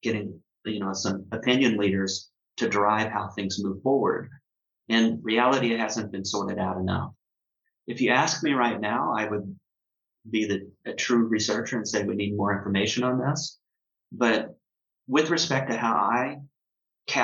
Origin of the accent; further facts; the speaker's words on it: United States; I'm from the United States